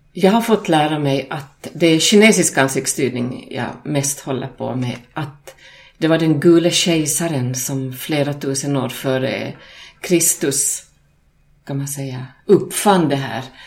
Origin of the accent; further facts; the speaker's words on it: Finland; Själv kommer jag från Finland och finlandssvensk